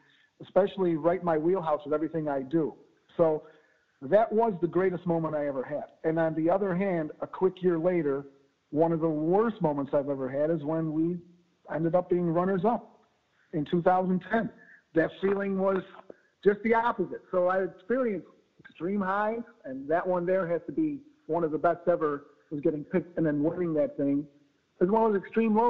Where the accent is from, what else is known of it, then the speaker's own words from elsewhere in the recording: Chicago, Illinois, United States; now in Austin, United States; born and raised in the Bridgeport community there, just 4 miles south of Soldier Field